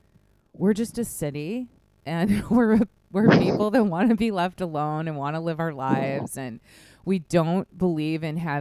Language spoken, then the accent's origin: English; Midwest, United States; This is very much like the town I grew up in the Midwest.